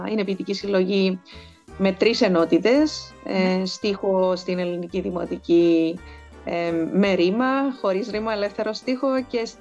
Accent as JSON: {"language": "Greek", "country": "Cyprus", "said": "Και από το 13 και μετά ξεκίνησα να καταγράφω τα κυπριακά μου."}